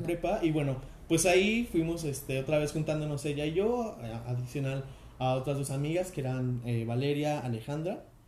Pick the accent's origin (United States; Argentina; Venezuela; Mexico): Mexico; Aguascalientes; somos de Aguascalientes